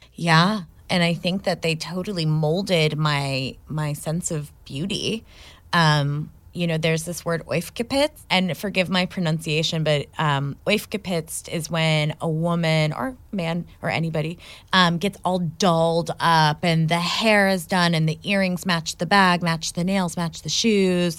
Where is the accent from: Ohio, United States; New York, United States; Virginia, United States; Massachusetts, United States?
Ohio, United States; I grew up in Ohio